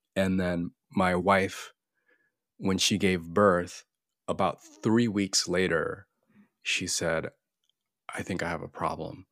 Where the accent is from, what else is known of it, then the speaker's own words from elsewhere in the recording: Florida, United States; I'm Korean American, uh, born and raised in the U S in good old Florida.